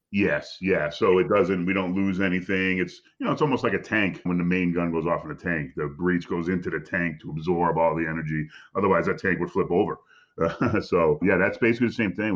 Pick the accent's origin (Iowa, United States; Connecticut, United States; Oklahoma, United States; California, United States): Connecticut, United States; I'm from Connecticut, about two and a half hours